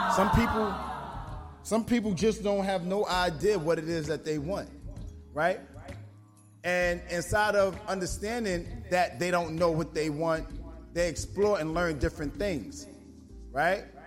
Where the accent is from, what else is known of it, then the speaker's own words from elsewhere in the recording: New York, United States; I'm from New York